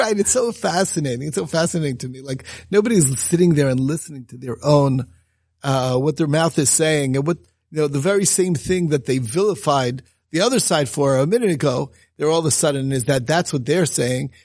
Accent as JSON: {"language": "English", "country": "United States", "tie": "born or raised there", "said": "growing up in America"}